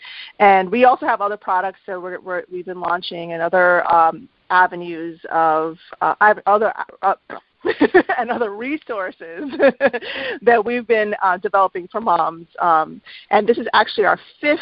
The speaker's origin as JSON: {"language": "English", "region": "New York", "country": "United States", "also_born_or_lived": "Miami, Florida", "said": "I'm a New Yorker"}